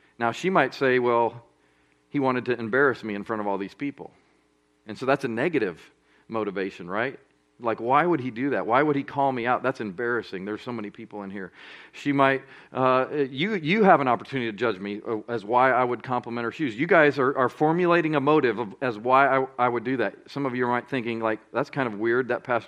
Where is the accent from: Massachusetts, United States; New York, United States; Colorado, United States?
Colorado, United States; Colorado Springs; moved away as an adult; now in Birmingham, United States; I grew up in Colorado Springs, Colorado